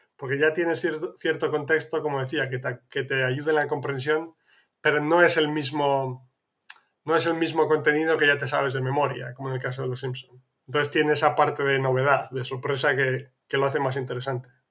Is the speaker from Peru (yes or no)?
no; northern Spain, Spain; de donde soy yo, que es más al norte de España